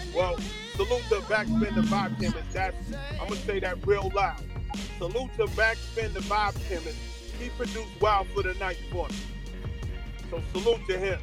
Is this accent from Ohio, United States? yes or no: no; New York City, New York, United States; I'm originally from Flatbush, Brooklyn